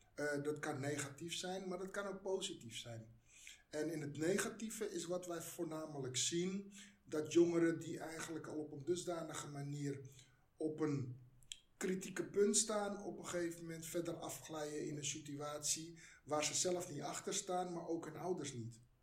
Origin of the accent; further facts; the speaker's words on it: Netherlands; Ik ben van migranten komaf. Ik ben hier geboren.